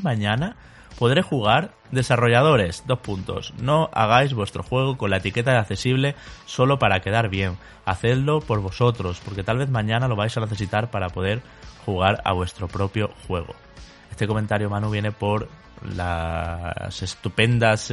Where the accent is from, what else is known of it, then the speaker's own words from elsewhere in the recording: Spain; nuestro país, España